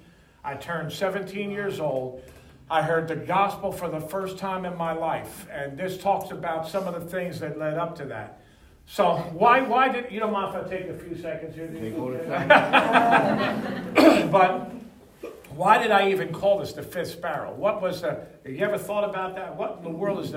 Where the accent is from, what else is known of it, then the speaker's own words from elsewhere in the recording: Philadelphia, Pennsylvania, United States; I grew up on Tasker Street